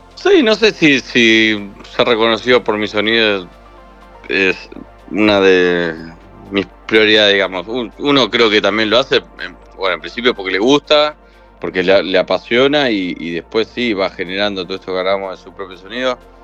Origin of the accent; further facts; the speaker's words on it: Buenos Aires, Argentina; soy productor de Argentina, Buenos Aires.